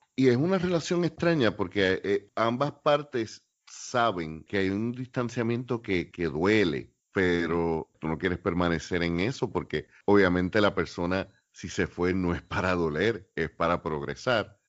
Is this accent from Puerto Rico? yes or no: yes; Puerto Rico; somos los boricuas